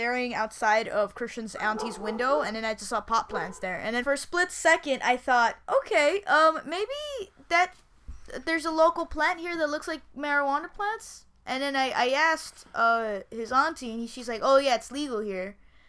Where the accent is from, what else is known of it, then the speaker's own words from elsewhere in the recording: Peru; now in United States; I'm Peru. I'm from Peru